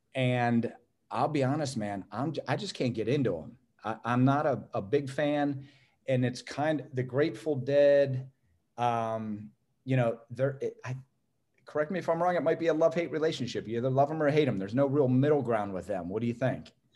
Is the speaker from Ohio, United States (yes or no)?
yes; Youngstown, Ohio, United States; also born or lived in Canfield, Ohio; born and raised in Youngstown, Ohio, went to, uh, inner city schools